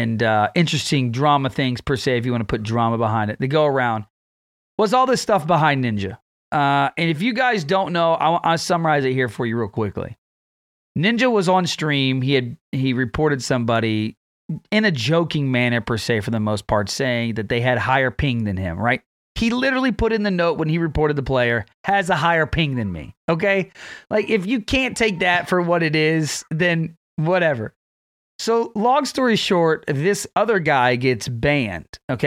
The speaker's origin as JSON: {"language": "English", "region": "Texas", "country": "United States", "tie": "born or raised there", "said": "my hometown"}